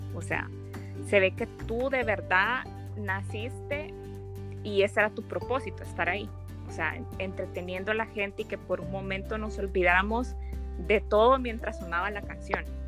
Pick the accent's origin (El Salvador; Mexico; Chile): El Salvador; soy del Salvador